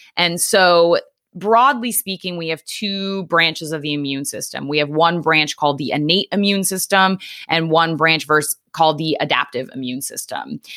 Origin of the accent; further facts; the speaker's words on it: Norwich, Connecticut, United States; moved away as an adult; also born or lived in Long Island / New York City; now in Philadelphia suburbs, United States; I grew up in Eastern Connecticut, um, a town called Norwich